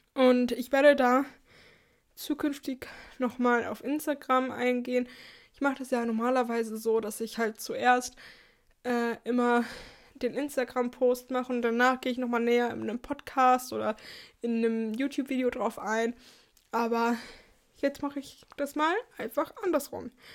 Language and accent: German; Germany; für uns als Deutsche